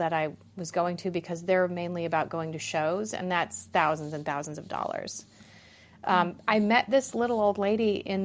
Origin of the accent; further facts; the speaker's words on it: Minnesota, United States; now in Michigan, United States; I grew up in Minnesota